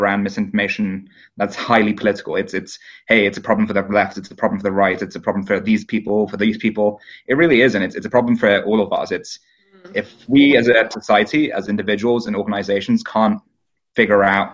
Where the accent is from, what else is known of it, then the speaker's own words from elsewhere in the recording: United Kingdom; My hometown happened to be the highest Brexit voting town in the UK